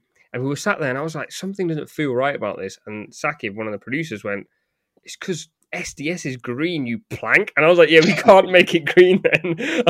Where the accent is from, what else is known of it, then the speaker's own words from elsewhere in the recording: Pakistan; For those at home, I'm Pakistani.